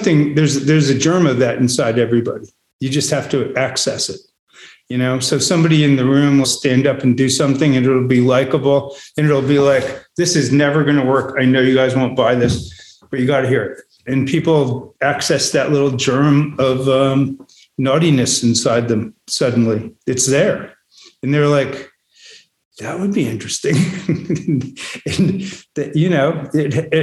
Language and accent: English; New England, United States; I grew up in New England, you know, a sort of cold part of America.